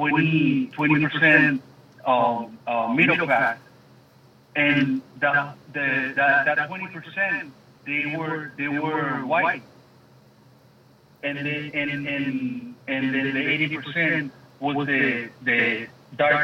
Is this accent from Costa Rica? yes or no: no; Venezuela; now in Miami, United States; I'm from Venezuela.